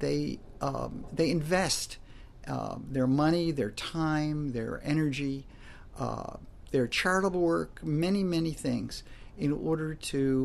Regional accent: American East Coast, United States; I grew up in the American East Coast

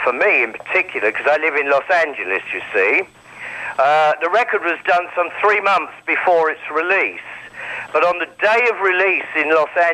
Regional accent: United Kingdom; being British

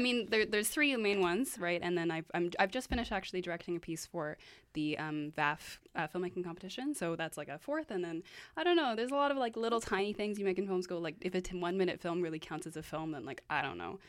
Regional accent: Vancouver, British Columbia, Canada; I am from Vancouver

